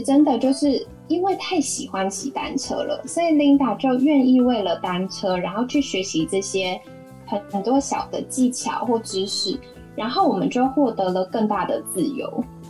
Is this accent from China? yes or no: no; Taiwan; 因为我出生在这里